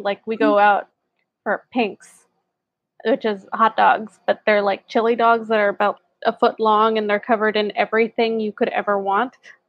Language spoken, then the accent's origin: English; Burbank, California, United States; also born or lived in Hollywood, Los Angeles; I grew up in Burbank, which is where like Disney and Warner Brothers studios are.